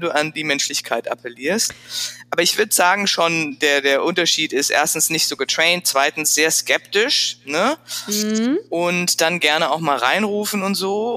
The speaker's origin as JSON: {"language": "German", "town": "Frankfurt", "region": "Hesse", "country": "Germany", "tie": "born or raised there", "also_born_or_lived": "Paris / Milan / Freiburg / San Francisco", "accent": "Hessian", "moved": "as an adult", "said": "ich bin letztlich aufgewachsen in Frankfurt. Also geboren in Paris und dann sind wir ziemlich schnell nach Frankfurt gezogen und da bin ich zur Schule gegangen"}